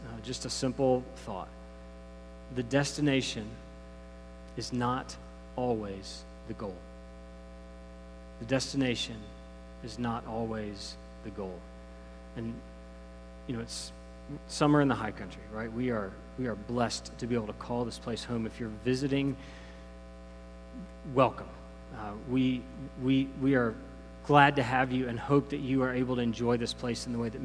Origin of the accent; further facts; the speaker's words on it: Greensboro, North Carolina, United States; When growing up in Greensboro